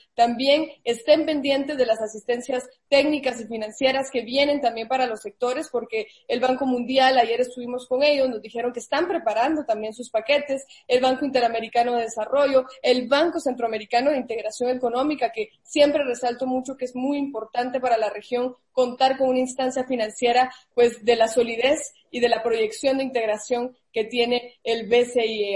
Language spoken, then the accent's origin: Spanish; Guatemala; yo soy guatemalteca